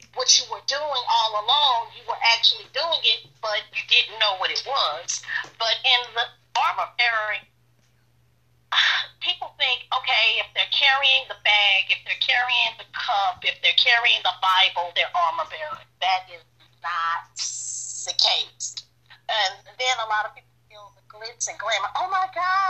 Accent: St. Louis, Missouri, United States; moved away as an adult; now in Tallahassee, United States; I'm Tallahassee, Florida, but I'm from St. Louis, Missouri. As Taka said, I am his big sister. I've been in Tallahassee, Florida since 2011

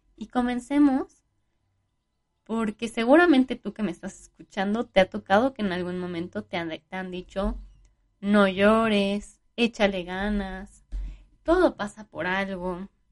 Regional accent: Mexico; como buenos mexicanos, pues fuimos como tomando de las, de las dos culturas

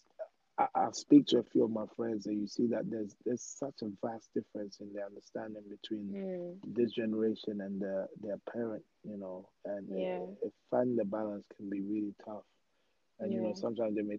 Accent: Ghana; also born or lived in Peckham, London; now in United Kingdom; I grew up in Ghana

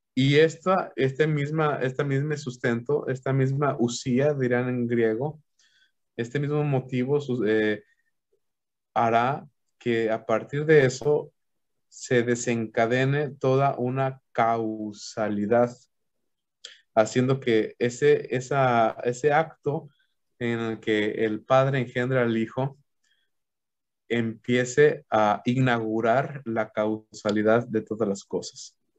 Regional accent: Aguascalientes, Mexico; moved away as an adult; now in Cozumel, Mexico; yo soy originario de la ciudad de Aguascalientes

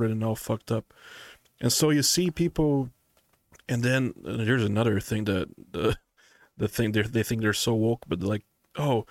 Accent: Brazil; now in United States; I grew up in Brazil

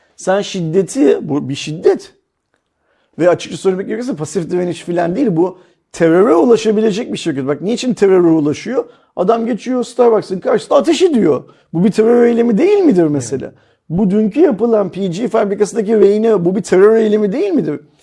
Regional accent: Turkey; Bu ülkede doğdum, bu ülkenin şartlarıyla okuduk

